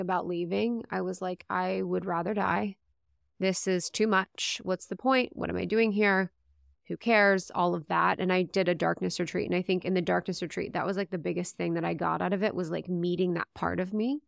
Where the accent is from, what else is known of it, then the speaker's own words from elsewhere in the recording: Ohio, United States; moved away; also born or lived in Los Angeles; growing up in Ohio